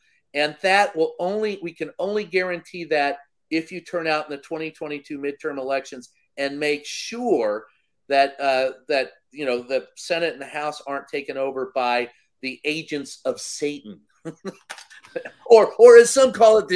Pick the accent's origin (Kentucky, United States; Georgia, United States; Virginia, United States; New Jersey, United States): Kentucky, United States; Louisville; my hometown of a family-owned newspaper. It was the Courier-Journal, Louisville Times